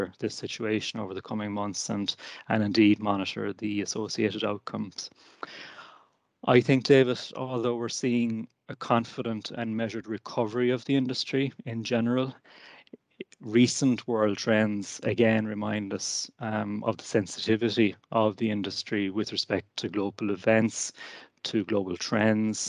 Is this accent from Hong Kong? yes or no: no; Killarney, Munster, Ireland; I'm from Killarney myself